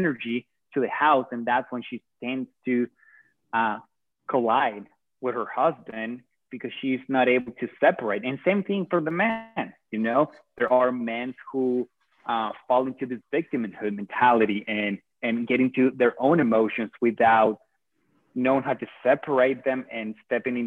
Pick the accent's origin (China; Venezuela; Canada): Venezuela; moved away as an adult; now in United States; I am from Venezuela.